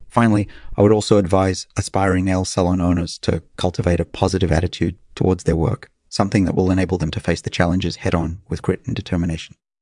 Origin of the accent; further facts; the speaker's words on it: Luanda, Luanda Province, Angola; moved away as an adult; also born or lived in São Paulo, Brazil; I was actually born and raised in Angola. I grew up in the capital city of Luanda